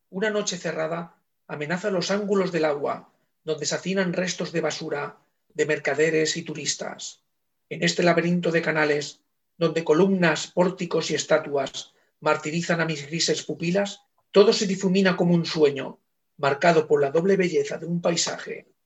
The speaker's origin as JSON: {"language": "Spanish", "region": "Valencian Community", "country": "Spain", "said": "los dos somos valencianos"}